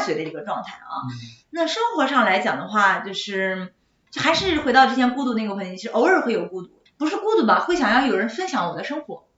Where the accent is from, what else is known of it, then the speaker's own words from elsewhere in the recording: Shanxi, China; moved away as an adult; also born or lived in Guangzhou; now in Shanghai, China; 我是山西人嘛